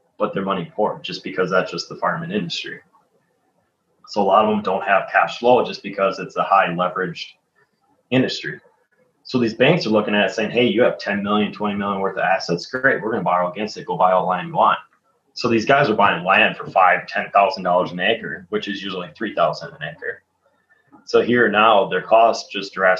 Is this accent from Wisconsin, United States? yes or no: yes; Green Bay, Wisconsin, United States; I grew up in Green Bay. Obviously, I grew up in Green Bay